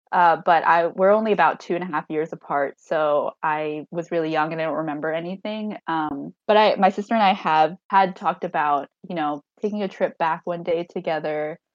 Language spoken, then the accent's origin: English; Hangzhou, Zhejiang, China; Um, I'm from Hangzhou, and then she was adopted from Zhujiang, China.